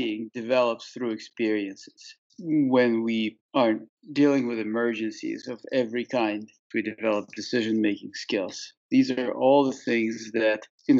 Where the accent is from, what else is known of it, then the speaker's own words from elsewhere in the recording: Saint Petersburg, Russia; moved away; also born or lived in Marlow, New Hampshire; I grew up in St. Petersburg, Russia